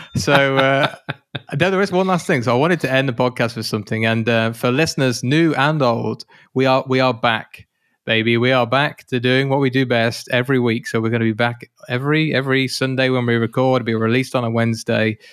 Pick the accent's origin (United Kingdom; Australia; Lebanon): United Kingdom; I'm British